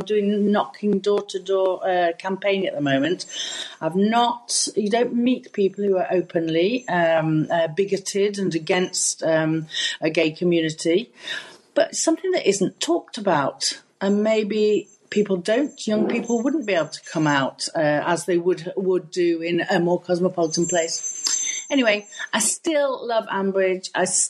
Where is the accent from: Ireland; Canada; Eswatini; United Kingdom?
United Kingdom; England; moved away as an adult; now in France; I'm also an English expat